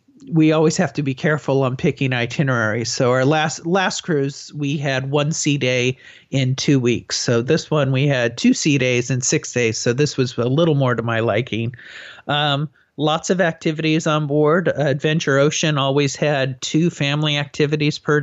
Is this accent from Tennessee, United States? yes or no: no; San Diego, California, United States; I'm from San Diego